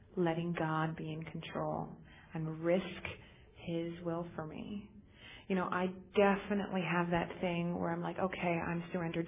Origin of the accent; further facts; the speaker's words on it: United States; also born or lived in Torrance; I'm actually from Lake Tahoe